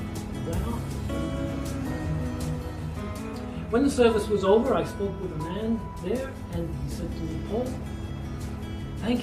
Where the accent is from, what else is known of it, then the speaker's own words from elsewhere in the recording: Scotland, United Kingdom; I was born in Scotland